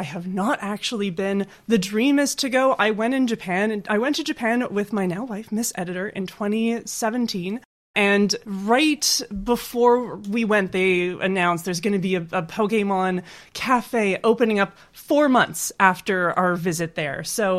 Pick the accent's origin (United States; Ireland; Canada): Canada; I'm not biased at all as a Canadian.